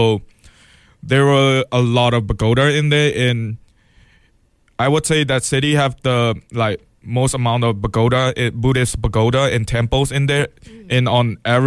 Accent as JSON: {"language": "English", "town": "Mandalay", "region": "Mandalay Region", "country": "Myanmar", "tie": "born or raised there", "moved": "yes", "lives_now": "Eugene, United States", "said": "my city's name, where I'm from, is called Mandalay"}